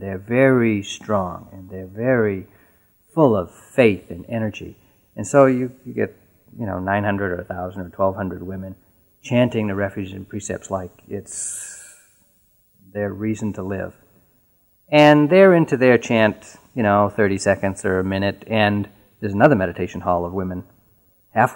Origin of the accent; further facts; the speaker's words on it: New England, United States; I was born and raised in New England, and I really hadn't left New England much at all in my life.